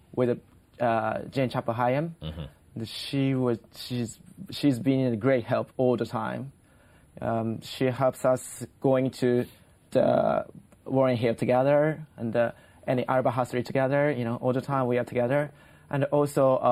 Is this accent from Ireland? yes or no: no; Japan